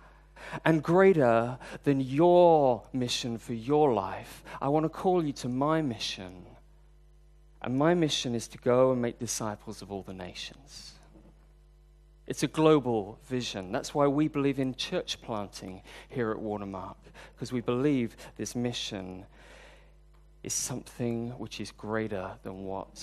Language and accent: English; United Kingdom; now in Hong Kong; I'm British